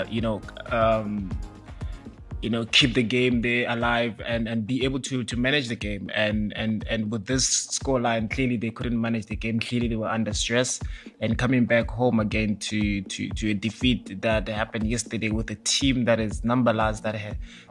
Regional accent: South Africa; as a South African football fan

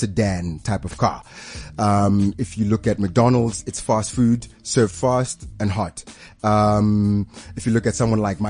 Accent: Pretoria, Gauteng, South Africa; I grew up in Pretoria.

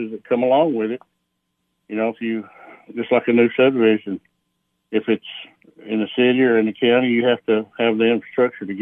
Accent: Algood, Tennessee, United States; I grew up in Allgood, lived there basically all my life

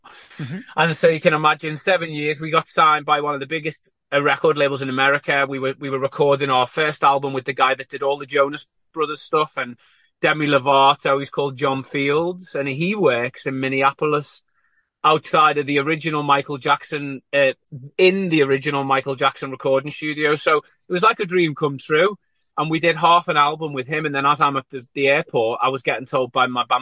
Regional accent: Liverpool, North West England, United Kingdom; I'm from Liverpool

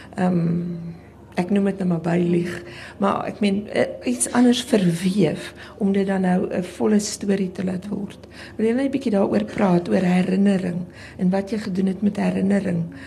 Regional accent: South Africa; my reis in in in Suid-Afrika as as wit Afrikaner vrou

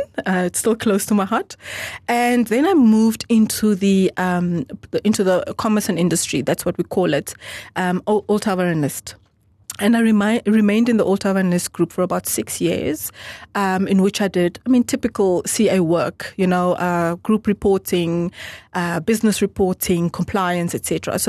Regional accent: Namibia; English is a second language; also born or lived in Angola / Germany; So I'm purely Namibian, born by a Namibian mum and Namibian father, but I was born in Angola. I was born in Angola, and but I was there just for about 9 months.

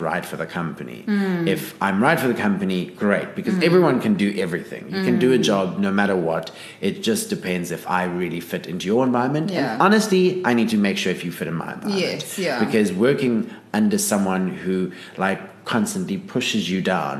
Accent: Pretoria, Gauteng, South Africa; moved away as an adult; also born or lived in Johannesburg; now in Cape Town, South Africa; I grew up in Pretoria.

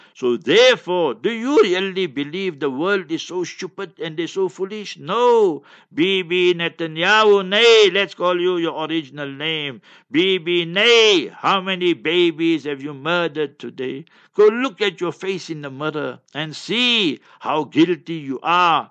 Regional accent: Heidelberg, Gauteng, South Africa; moved away as an adult; also born or lived in Newcastle; Heidelberg, my hometown, Heidelberg

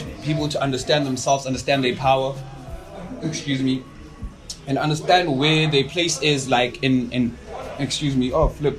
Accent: Mandalay, Mandalay Region, Myanmar; Before I answer that, I'm gonna go back to, I grew up in Mandalay, ne?

